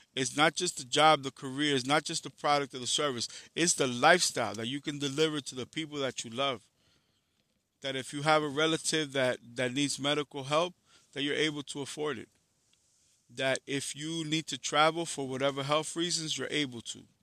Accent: New York City, New York, United States; I'm from Harlem in the Bronx

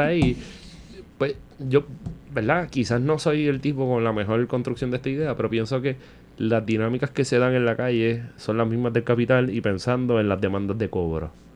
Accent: Vega Baja, Puerto Rico; yo me crié en los 90 en Vega Baja

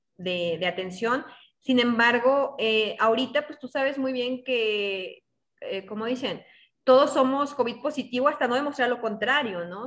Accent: northern Mexico, Mexico; estamos en el norte y así se habla.

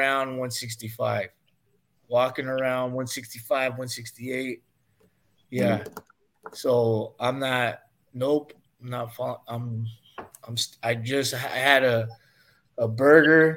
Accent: Stockton, California, United States; we're from Stockton

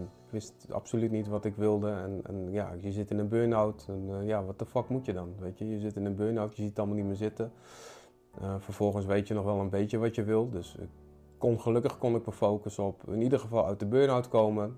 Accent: Utrecht, Netherlands; ik kom dus uit Utrecht. Ik eh, ben daar opgegroeid

